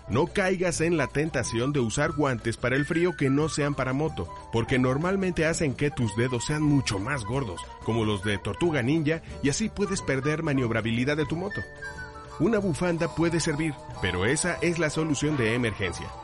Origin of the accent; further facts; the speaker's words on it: Mexico; nosotros como mexicanos